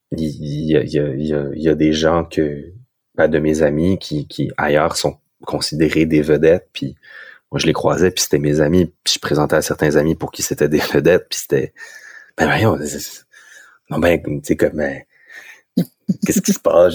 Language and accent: French; Moncton, New Brunswick, Canada; je venais de Moncton